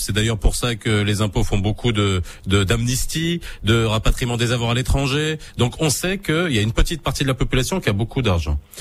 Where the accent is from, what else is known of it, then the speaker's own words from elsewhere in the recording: Morocco; chez nous au Maroc